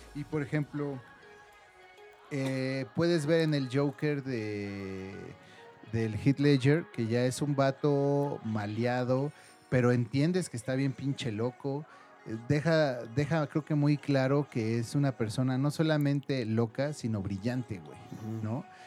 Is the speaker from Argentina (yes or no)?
no; Mexico; nosotros como mexicanos creo que somos muy apegados a la familia